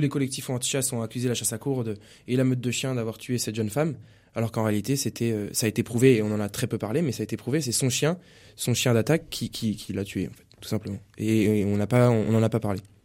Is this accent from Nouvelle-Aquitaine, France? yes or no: yes; Poitiers, Nouvelle-Aquitaine, France; je suis de Poitiers